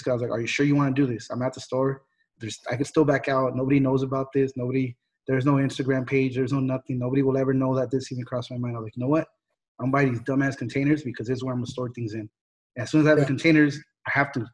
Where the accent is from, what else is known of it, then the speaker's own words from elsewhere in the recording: Jalisco, Mexico; I'm from Jalisco